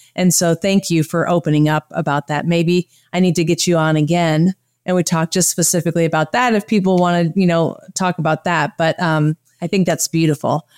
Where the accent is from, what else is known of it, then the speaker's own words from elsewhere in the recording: Michigan, United States; moved away; also born or lived in Wisconsin; I was born in Michigan and I, uh, lived in Wisconsin